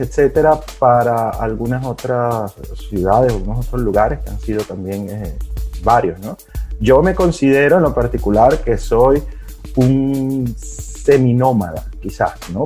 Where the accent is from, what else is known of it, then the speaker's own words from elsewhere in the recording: Caracas, Capital District, Venezuela; moved away as an adult; also born or lived in London / Spain; now in Bali, Indonesia; yo vengo de Caracas también, como ya les dije, estudié en la, la Universidad Central de Venezuela